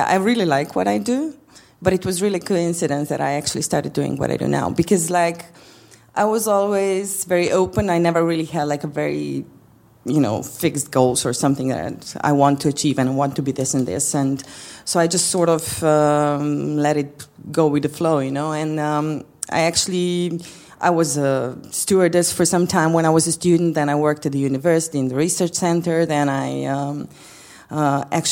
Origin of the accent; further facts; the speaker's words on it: Slovenia; moved away as an adult; now in Skopje, North Macedonia; I was born still in Yugoslavia